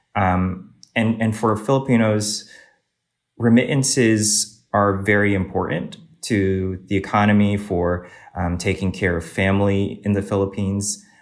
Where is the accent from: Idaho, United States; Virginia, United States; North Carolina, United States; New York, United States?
Virginia, United States; Northern; So, I originally grew up, uh, in Northern Virginia, in the suburbs of D C.